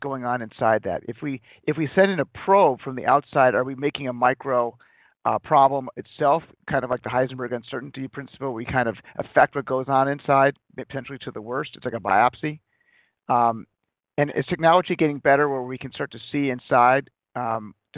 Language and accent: English; Chicago, Illinois, United States; I was born in Chicago and it's more of a windy city